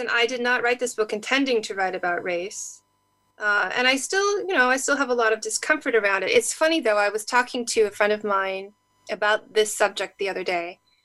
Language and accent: English; California, United States; I grew up in California